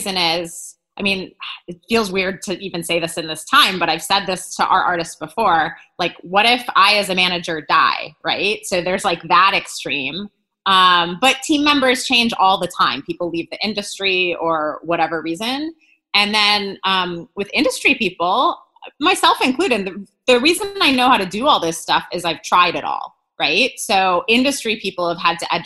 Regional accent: Wisconsin, United States; moved away; I'm originally from Wisconsin

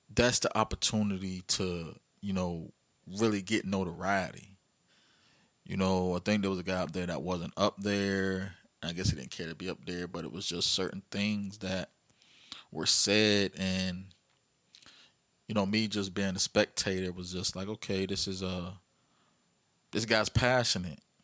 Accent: Virginia, United States; my hometown, Virginia

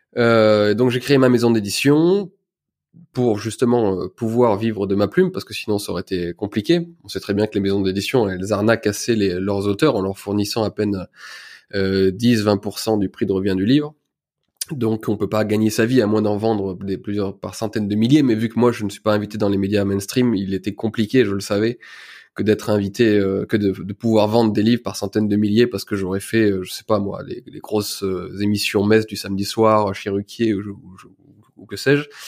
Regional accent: Ardèche, Auvergne-Rhône-Alpes, France; also born or lived in Lyon; Je viens d'Ardèche, une petite ville. j'ai fait mes études dans, à Tournon-sur-Rhône

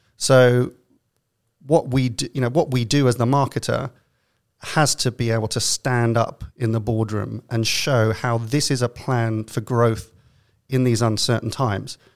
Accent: London, United Kingdom; accent: London; now in New York, United States; my best London accent

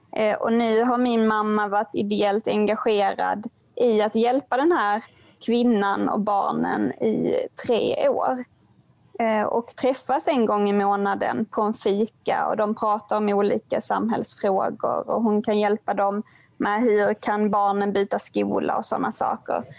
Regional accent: Helsingborg, Skåne, Sweden; min hemstad Helsingborg

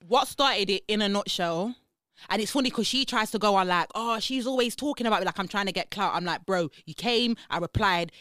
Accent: Leicester, East Midlands, United Kingdom; I'm from Leicester.

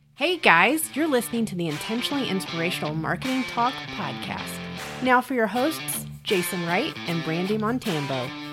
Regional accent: England, United Kingdom; moved away as an adult; also born or lived in London; now in Canada; So I'm originally from England. I'm in Canada now, but I'm originally from England.

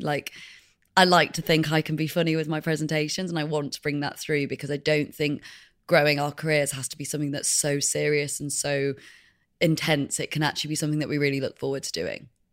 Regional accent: Leeds, Yorkshire and the Humber, United Kingdom; also born or lived in Madrid, Spain; we came back to the U K, and we lived in Leeds, which is the north of England

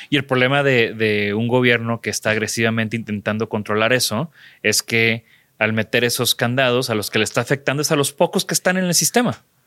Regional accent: Mexico; como buenos mexicanos

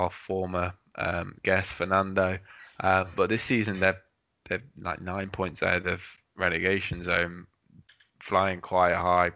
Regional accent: England, United Kingdom; I was from England

